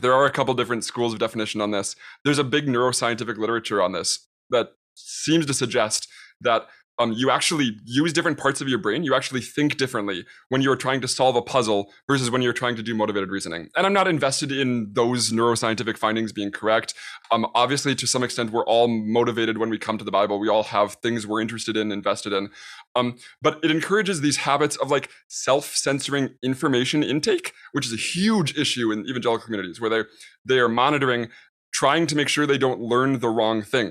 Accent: United States; I'm an American

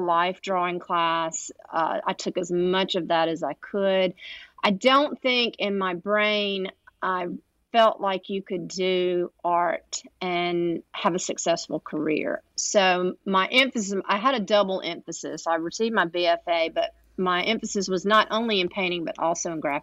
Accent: Lexington, Mississippi, United States; also born or lived in Charleston, Mississippi; I was born and grew up in a small town just north of Jackson called Lexington

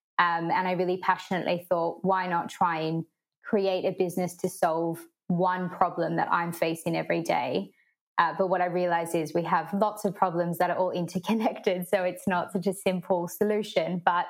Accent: Sydney, New South Wales, Australia; moved away as an adult; now in London, United Kingdom; I'm originally from Sydney, Australia, and I've been living in London for 4.5 years now.

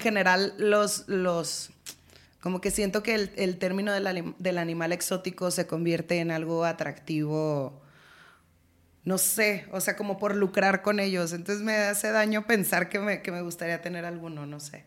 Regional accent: Culiacán, Sinaloa, Mexico; moved away as an adult; yo soy de Sinaloa

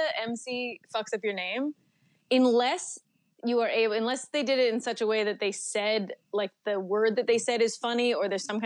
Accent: Victoria, British Columbia, Canada; now in Vancouver, Canada; I am originally from Victoria, BC

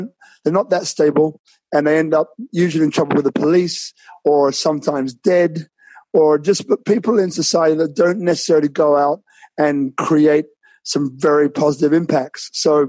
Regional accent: London, United Kingdom; born there; So I was born in London, as I think I told you before, and I had a different upbringing to most. So my parents came from Jamaica, so I've got a Jamaican background as well.

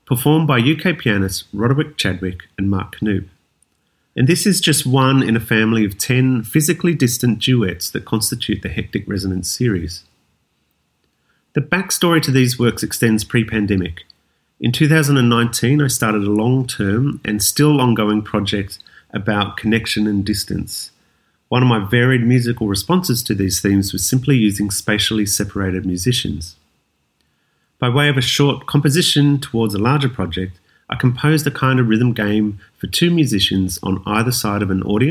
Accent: Wollongong, New South Wales, Australia; now in Sydney, Australia; I was born and bred in Wollongong, a city south of Sydney

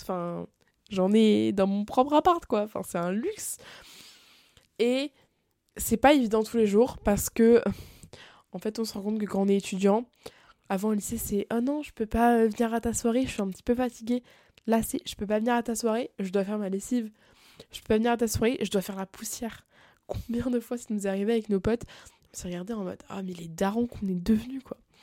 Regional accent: France; moved away as an adult; now in Montreal, Canada; quand je suis en France

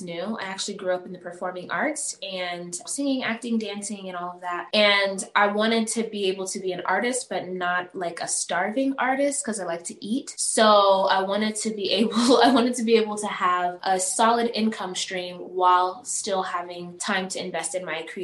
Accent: Las Vegas, Nevada, United States; also born or lived in Uganda; I was born in Uganda, raised in the States here in Las Vegas.

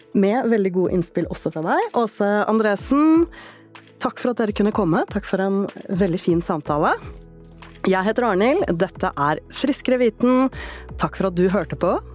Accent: Oslo, Norway; Jeg vokste opp i Oslo

